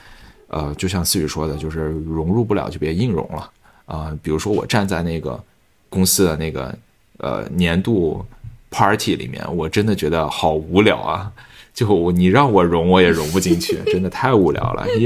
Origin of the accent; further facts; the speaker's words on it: China; 比如说五岁、十岁以上的一些华人朋友的话，那他们虽然我们都是中国人